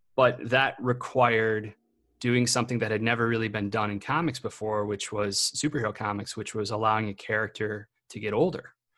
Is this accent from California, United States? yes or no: no; Illinois, United States; where I grew up in Illinois